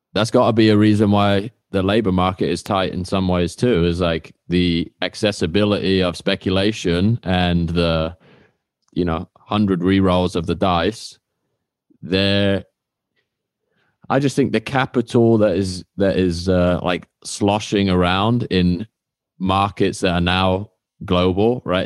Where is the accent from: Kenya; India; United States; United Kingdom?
United Kingdom; I used to work at Honda in, uh, my hometown in the U K